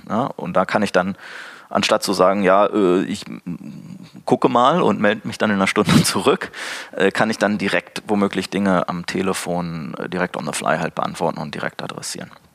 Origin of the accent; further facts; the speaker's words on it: Braunschweig, Lower Saxony, Germany; aus meiner Heimatstadt Braunschweig